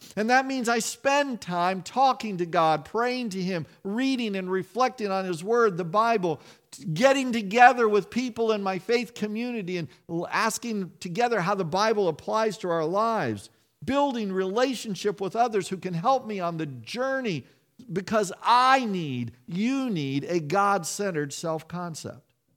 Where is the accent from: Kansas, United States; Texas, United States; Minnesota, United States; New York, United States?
Kansas, United States; moved away; I grew up around farmers in Kansas.